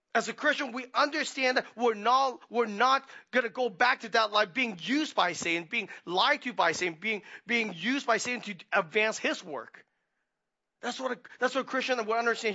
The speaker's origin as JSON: {"language": "English", "country": "Hong Kong", "tie": "born or raised there", "moved": "yes", "said": "we were growing up in Hong Kong"}